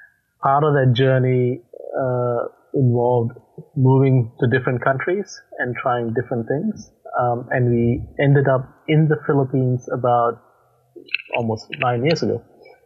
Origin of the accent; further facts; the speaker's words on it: Australia; accent: hybrid accent; moved away; As you can probably note from my accent, I'm not from the US, so my home country is Australia, but I left Australia about probably 11 years ago, and hence I got a hybrid accent that merges a few different countries together.